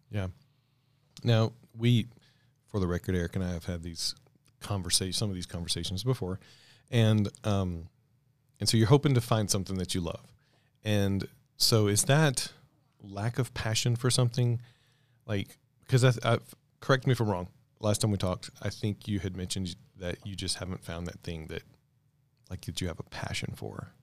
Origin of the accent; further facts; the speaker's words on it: Mississippi, United States; now in Colorado, United States; I grew up in Mississippi.